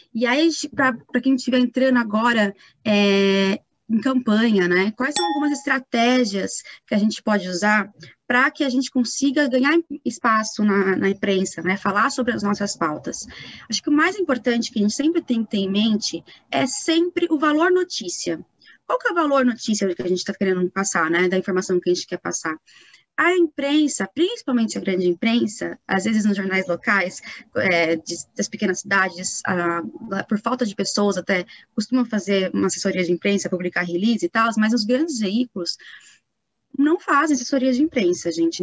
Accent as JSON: {"language": "Portuguese", "town": "Itatiba", "region": "São Paulo", "country": "Brazil", "moved": "yes", "lives_now": "São Paulo, Brazil", "said": "eu sou de Itatiba, né? moro em São Paulo, mas sou do interior de São Paulo"}